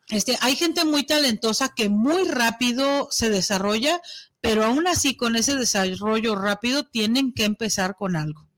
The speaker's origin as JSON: {"language": "Spanish", "country": "Mexico"}